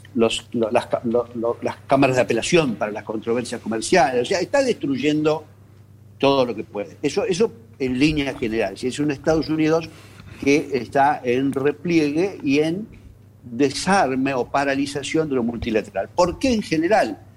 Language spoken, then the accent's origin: Spanish; Argentina; como argentinos